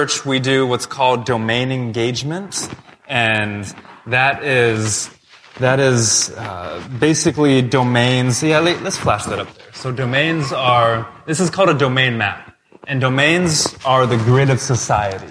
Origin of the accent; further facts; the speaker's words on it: United States; moved away as an adult; now in Toronto, Canada; I'm from the States.